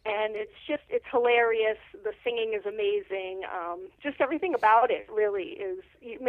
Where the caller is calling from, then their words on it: Massachusetts, United States; I'm calling from Massachusetts.